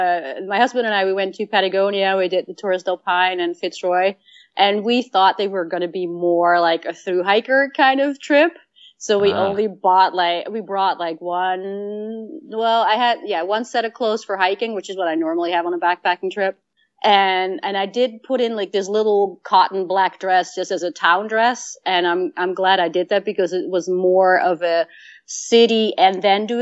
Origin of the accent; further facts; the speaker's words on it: Netherlands; I lived in, I grew up in Holland and we did day hikes